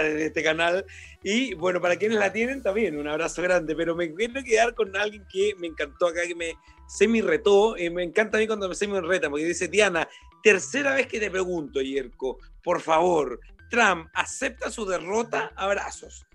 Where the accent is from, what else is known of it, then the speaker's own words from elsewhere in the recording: Choapa Valley, Coquimbo, Chile; el Valle del Chuapa, que es de donde yo vengo también